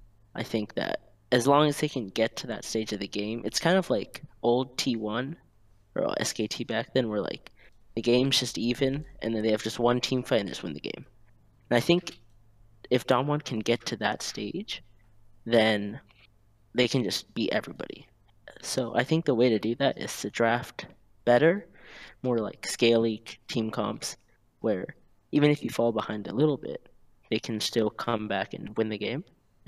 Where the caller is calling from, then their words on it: Gainesville, Florida, United States; Gainesville, Florida. Go Gators.